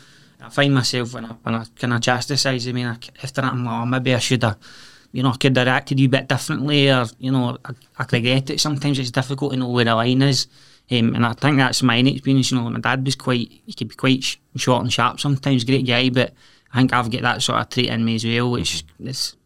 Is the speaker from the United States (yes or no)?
no; Scotland, United Kingdom; especially that's part of growing up in Scotland, in the west of Scotland, it's a shame, really, is my take on it.